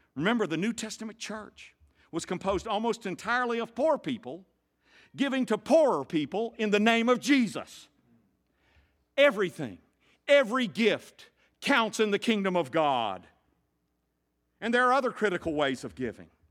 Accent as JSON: {"language": "English", "region": "the South", "country": "United States", "tie": "born or raised there", "said": "I grew up in the South"}